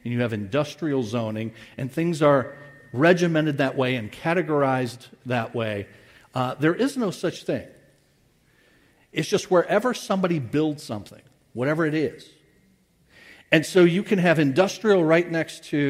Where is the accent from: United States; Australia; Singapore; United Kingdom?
United States; as an American